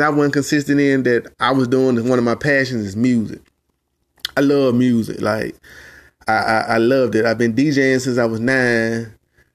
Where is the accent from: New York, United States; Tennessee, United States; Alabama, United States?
Alabama, United States; Birmingham; I'm from the South, born and raised, bamming at Alabama